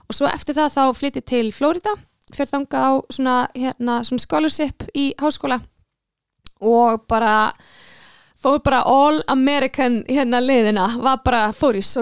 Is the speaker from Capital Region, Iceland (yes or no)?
yes; Mosfellsbær, Capital Region, Iceland; ég fættist og ólst upp í Mosó og var bara, byrjaði að spila fylgli þegar ég var fjagra ára gömul